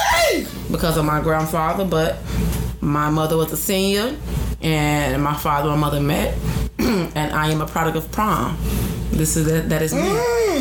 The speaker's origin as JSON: {"language": "English", "town": "Chicago", "region": "Illinois", "country": "United States", "said": "I am from the west side of Chicago."}